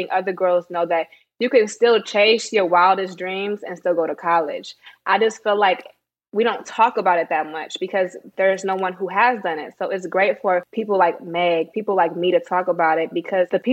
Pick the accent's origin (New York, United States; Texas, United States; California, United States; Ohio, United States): California, United States; Bay Area; also born or lived in Sacramento, California; I'm from the Bay Area, but my dad got married, so we moved to Sacramento